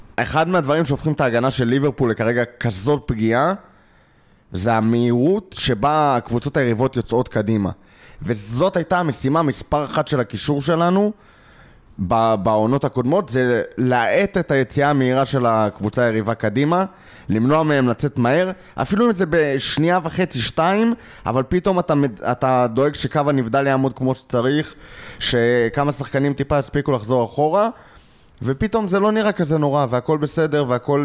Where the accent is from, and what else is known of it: Israel